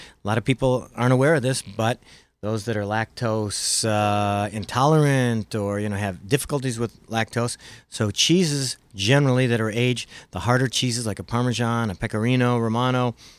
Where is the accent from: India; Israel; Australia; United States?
United States; Midwest; accent: Midwest; My Midwest accent wouldn't